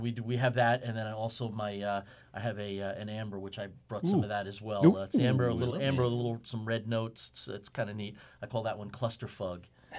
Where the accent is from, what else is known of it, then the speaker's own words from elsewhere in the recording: Kings Park, New York, United States; I grew up in Kings Park.